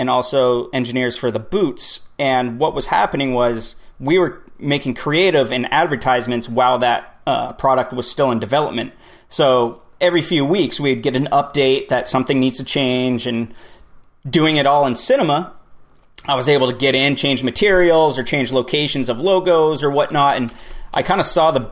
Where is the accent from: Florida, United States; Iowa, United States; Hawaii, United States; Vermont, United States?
Vermont, United States; Born and raised in Vermont.